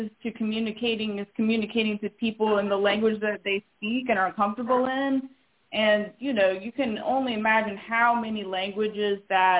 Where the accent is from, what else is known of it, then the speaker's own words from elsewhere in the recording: Charlotte, North Carolina, United States; moved away as an adult; also born or lived in Tucson, Arizona / Argentina; now in Springfield, Illinois, United States; growing up in Charlotte